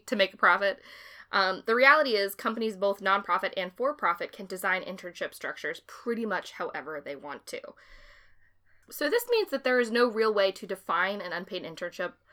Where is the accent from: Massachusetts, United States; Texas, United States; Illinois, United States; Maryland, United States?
Massachusetts, United States; we're from Massachusetts